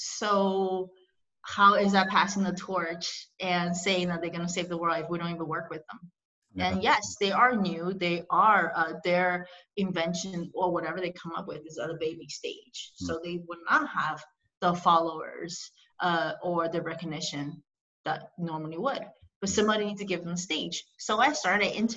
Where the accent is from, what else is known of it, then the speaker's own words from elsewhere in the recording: Shanghai, China; moved away; I was born in China, in Shanghai.